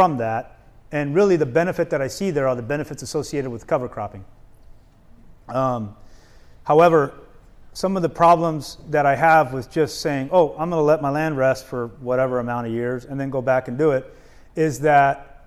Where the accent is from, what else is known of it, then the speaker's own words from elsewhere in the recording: Arizona, United States; moved away as an adult; also born or lived in East Coast; I grew up in Arizona